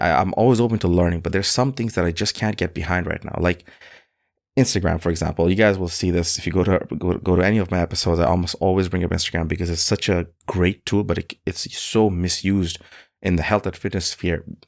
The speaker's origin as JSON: {"language": "English", "country": "Bangladesh", "moved": "yes", "lives_now": "Canada", "said": "Bangladesh, which is my home country"}